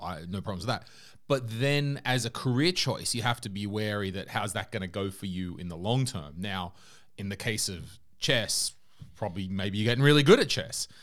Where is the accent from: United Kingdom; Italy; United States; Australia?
Australia; now in Estonia; when I was growing up in Australia